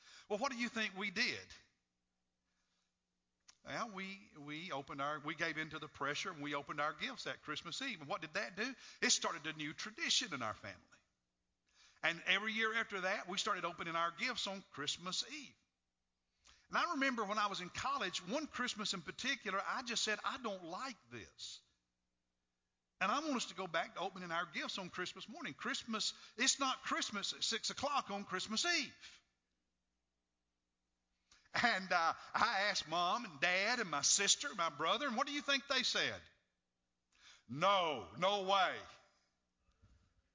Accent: Kentucky, United States; when I was a little boy growing up in Kentucky

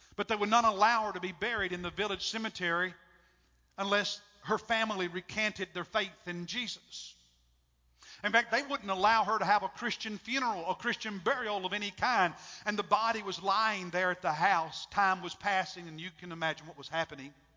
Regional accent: United States; I'm an American

